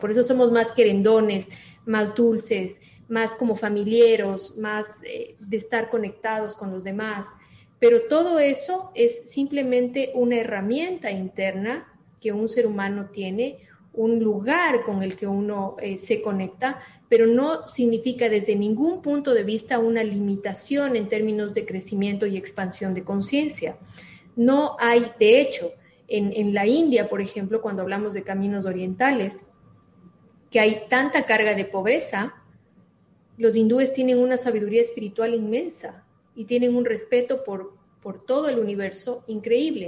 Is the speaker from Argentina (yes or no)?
no; Ecuador; also born or lived in Miami, United States; soy ecuatoriana, amo el Ecuador, vivo en el Ecuador